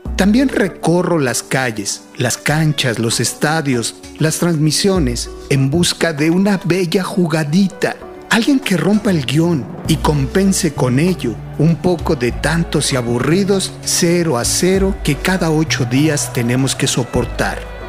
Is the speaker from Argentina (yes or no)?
no; Mexico; Yo como muchos mexicanos, también nací gritando gol